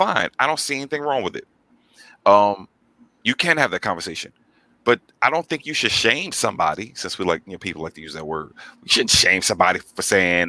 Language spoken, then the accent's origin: English; New York, United States; I'm from New York